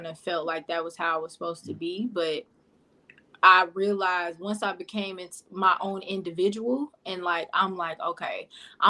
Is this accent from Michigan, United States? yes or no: no; Pine Bluff, Arkansas, United States; moved away; I'm from Pine Bluff, Arkansas, originally.